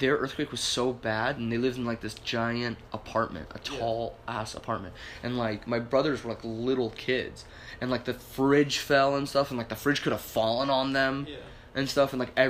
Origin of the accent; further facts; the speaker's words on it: Arizona, United States; because we were both born and raised in Arizona.